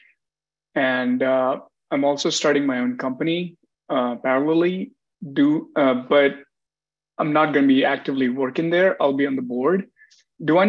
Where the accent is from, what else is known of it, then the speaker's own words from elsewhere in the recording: India; now in United States; I'm an Indian citizen